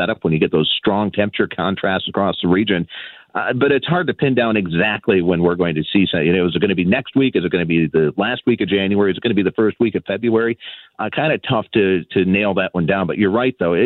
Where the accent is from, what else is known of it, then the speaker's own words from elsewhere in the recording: Minnesota, United States; I'm born and raised in Minnesota